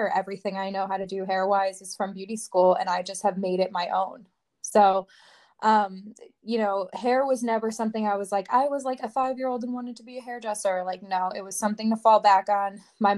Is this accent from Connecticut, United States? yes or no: yes; Watertown, Connecticut, United States; I'm from Watertown, Connecticut, and I've lived in Connecticut my whole life.